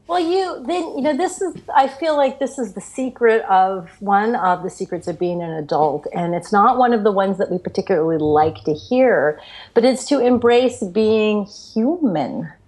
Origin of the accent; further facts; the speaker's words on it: Florida, United States; I grew up in Florida